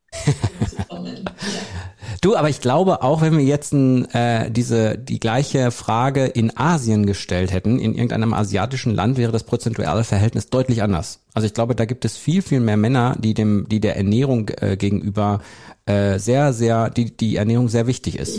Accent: North Rhine-Westphalia, Germany; Also, wir sind mitten in Nordrhein-Westfalen. Wir sind nicht in der Großstadt, sondern wir sind im ländlichen Bereich

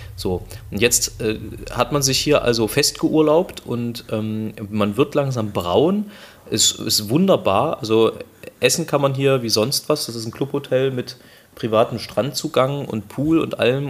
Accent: Germany; wir kommen aus Deutschland

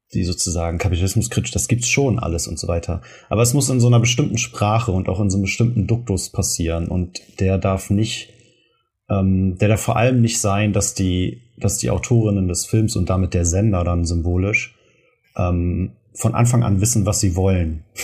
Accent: Germany; wir das als Deutsche oder aus Menschen aus Deutschland

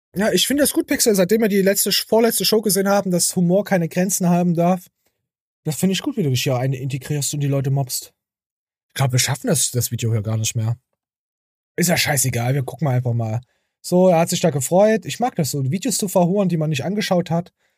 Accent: Thuringia, Germany; bei uns in Thüringen

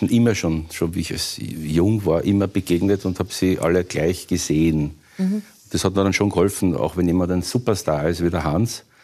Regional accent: Vienna, Austria; Also ich hab, bin aufgewachsen in Wien, in den 60ern bin ich geboren, in den 70ern habe ich das alles noch gesehen.

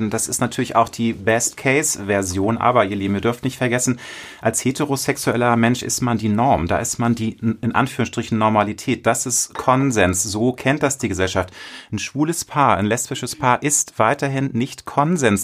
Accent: Hamburg, Germany; Ich bin in Hamburg geboren. Ich bin großstädtisch erzogen.

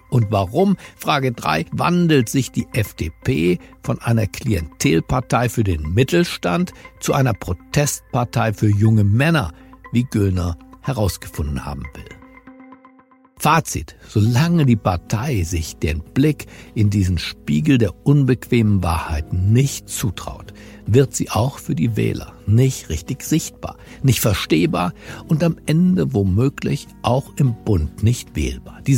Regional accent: Berlin, Germany; Ich bin Berliner und zwar gebürtiger Berliner.

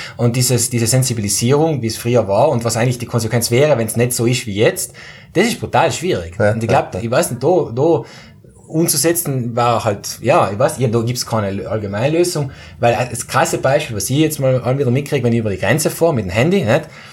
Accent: South Tyrol, Trentino-Alto Adige, Italy; bei uns in Südtirol

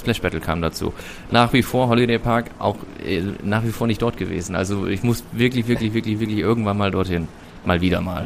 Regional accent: Germany; aus Deutschland.

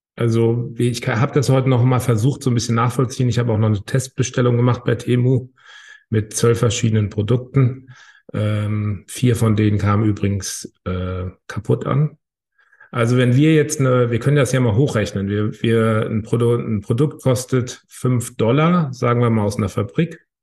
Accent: Hamburg, Germany; Ich komme aus Hamburg.

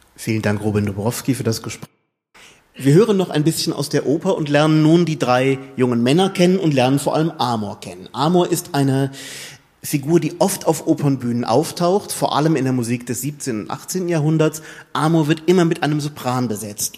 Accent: Germany; wir als Deutsche

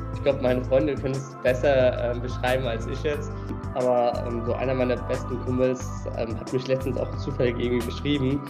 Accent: Mainz, Rhineland-Palatinate, Germany; also born or lived in Australia; Geboren und aufgewachsen. Mainz ist meine Heimatstadt

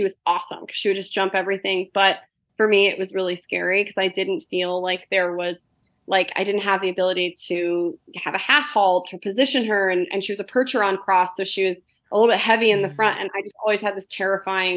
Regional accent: Colorado, United States; growing up in Colorado

